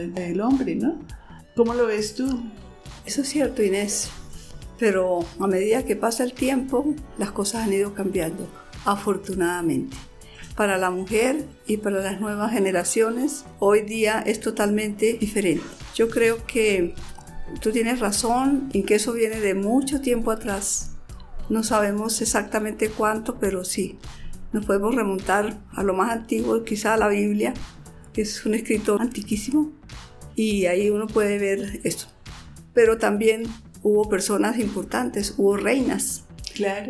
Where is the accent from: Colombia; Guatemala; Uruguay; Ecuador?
Colombia; Santander; yo vengo de Santander